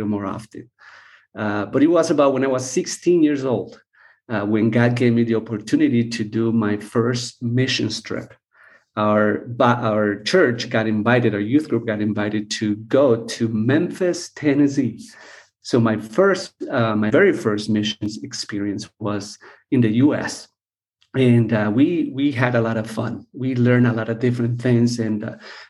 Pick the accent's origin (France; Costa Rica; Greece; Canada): Costa Rica; I was born and raised here in Costa Rica